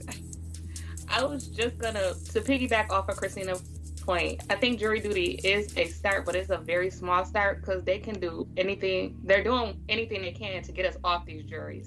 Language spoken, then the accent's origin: English; Buffalo, New York, United States; my hometown. Of course I'm in Buffalo again